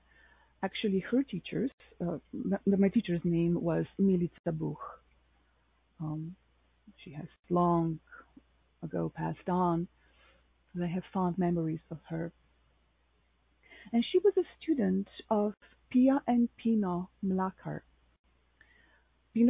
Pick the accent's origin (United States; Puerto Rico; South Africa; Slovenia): Slovenia; Novo Mesto; moved away as an adult; my hometown, Novo Mesto in Slovenia.